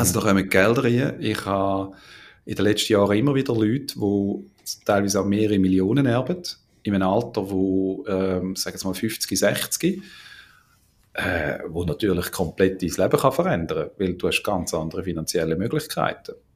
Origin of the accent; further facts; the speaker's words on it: Schaffhausen, Switzerland; also born or lived in Australia; bei uns in Schaffhausen